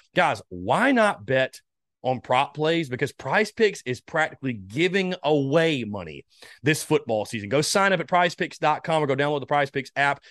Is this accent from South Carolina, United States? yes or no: yes; North Augusta, South Carolina, United States; My hometown, North Augusta